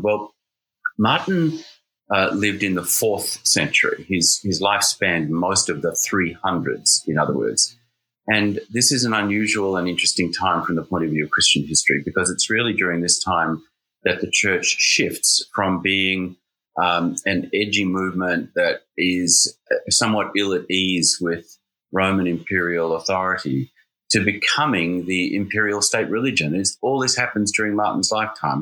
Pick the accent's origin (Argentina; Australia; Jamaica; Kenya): Australia; now in New Haven, United States; I'm an Australian